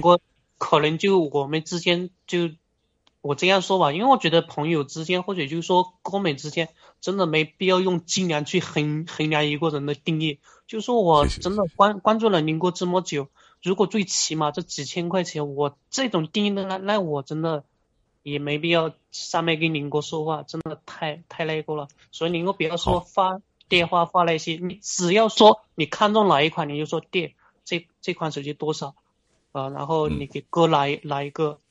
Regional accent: Guizhou, China; 我，我是贵州的

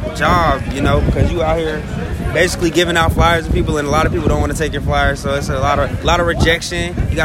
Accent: Atlanta, Georgia, United States; I'm from Atlanta.

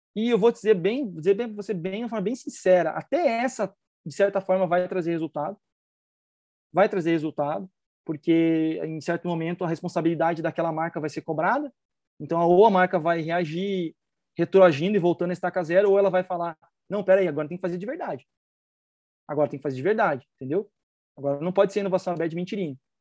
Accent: Brazil; como brasileiro

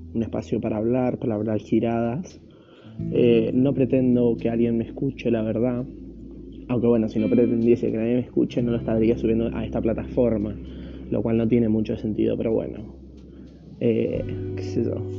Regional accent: Argentina; soy de Argentina

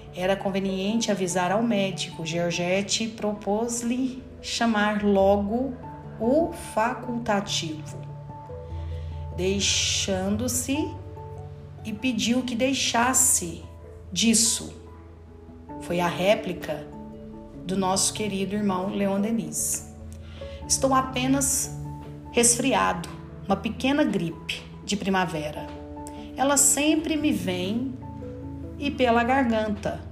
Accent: Brazil; como brasileiros que somos

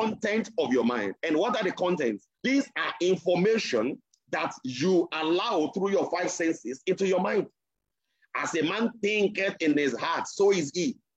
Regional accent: Nigeria; I am a Nigerian

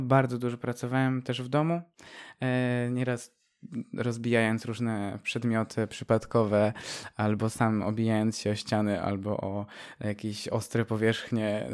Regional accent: Pilzno, Subcarpathian Voivodeship, Poland; also born or lived in Dębica; urodziłem się w Dębicy, w szpitalu w Dębicy, ale ogólnie pochodzę z małej miejscowości jeszcze mniejszej, Pilzno

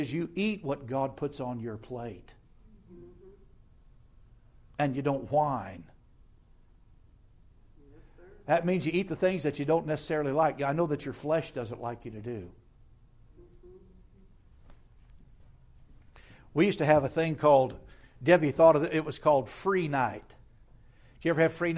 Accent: United States; we as American Christians

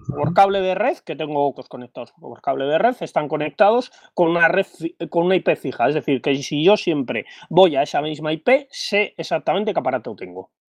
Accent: Bilbao, Basque Country, Spain; soy de Bilbao

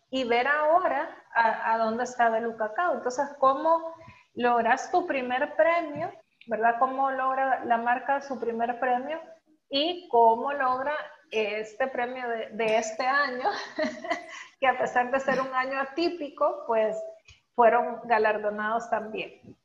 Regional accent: El Salvador; como salvadoreños

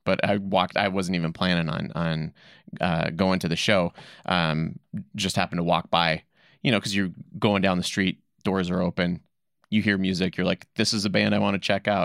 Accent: South Dakota, United States; now in Boise, United States; I'm originally from South Dakota

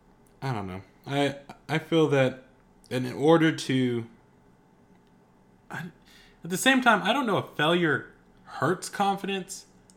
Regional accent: North West England, United Kingdom; And I'd be like, I'm actually from Manchester, England. Well, actually, just a small town outside of Manchester.

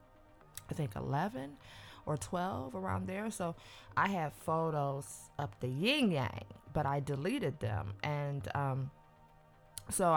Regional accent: Cleveland, Ohio, United States; also born or lived in New York / New Jersey / Atlanta, Georgia; now in Los Angeles, United States; I'm from Cleveland, Ohio

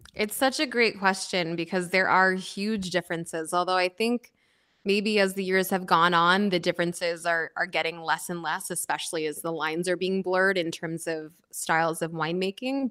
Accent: outside of Philadelphia, Pennsylvania, United States; moved away as an adult; also born or lived in New York City / Napa Valley; I was born and raised outside of Philadelphia

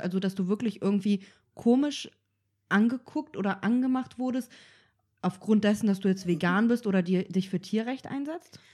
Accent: Kazakhstan; moved away; ich bin ähm, auch auf dem Bauernhof aufgewachsen und wir hatten ja so eigene, in Kasachstan

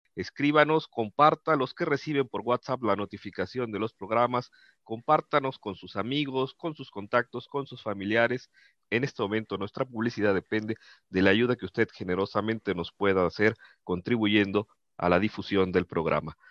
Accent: Mexico

